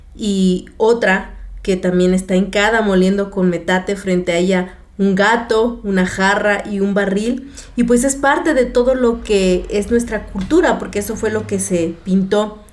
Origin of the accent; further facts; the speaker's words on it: Pilcaya, Guerrero, Mexico; moved away; mi pueblo. Saludos a todos en mi pueblo. Pilcaya Guerrero